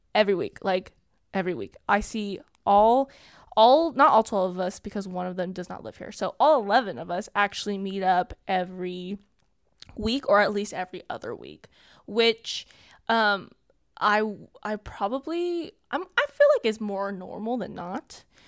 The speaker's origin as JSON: {"language": "English", "region": "Southern California", "country": "United States", "tie": "born or raised there", "said": "I grew up in Southern California. I am currently twenty-two, and I lived here my whole life, um, in Southern California"}